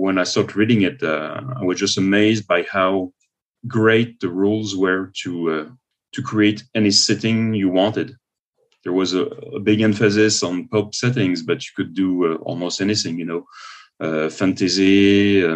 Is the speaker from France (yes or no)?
yes; Paris, Île-de-France, France; now in Quebec City, Canada; I'm living in Quebec City, but I'm originally from Paris in France